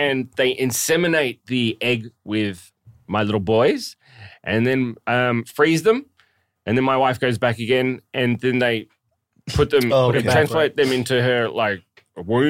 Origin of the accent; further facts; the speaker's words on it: Australia; moved away as an adult; I grew up in Australia, like when I was 15